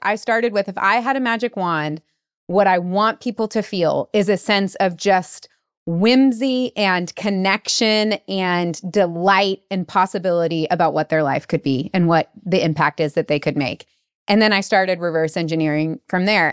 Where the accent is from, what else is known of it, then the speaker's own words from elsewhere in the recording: United States; as an American